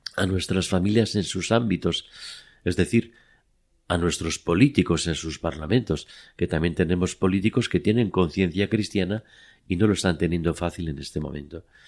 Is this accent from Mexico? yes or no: no; Madrid, Community of Madrid, Spain; now in Oviedo, Spain; yo estaba eh, en mi casa de Madrid en un otoño y yo contaba con cinco años